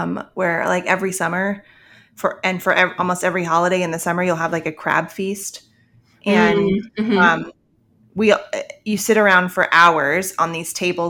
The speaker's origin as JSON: {"language": "English", "region": "Maryland", "country": "United States", "said": "which that's why I always feel like I shouldn't say I'm from Maryland"}